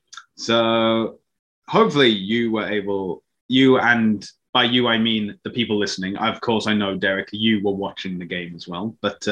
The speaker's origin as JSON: {"language": "English", "area": "Welsh", "region": "Wales", "country": "United Kingdom", "moved": "yes", "lives_now": "Toronto, Canada", "said": "I am Welsh."}